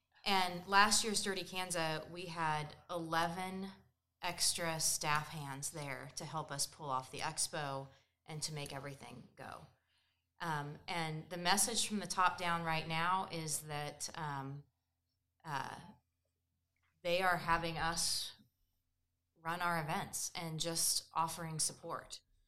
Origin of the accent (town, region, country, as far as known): Emporia, Kansas, United States; born or raised there